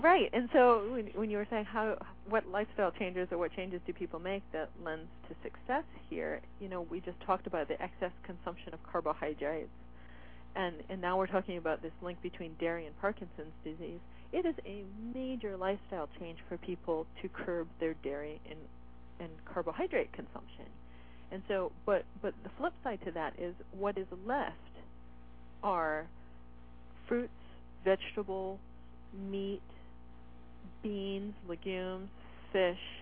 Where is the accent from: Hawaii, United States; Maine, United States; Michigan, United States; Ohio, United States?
Michigan, United States; northern; now in Seattle, United States; I grew up in northern Michigan.